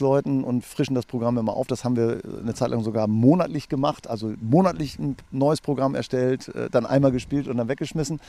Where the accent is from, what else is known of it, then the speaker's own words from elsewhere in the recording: Holtgast, Lower Saxony, Germany; also born or lived in Hannover; Wir kommen eigentlich aus Esens, aus der Nähe von Esens, aus Holtgast, da an der Küste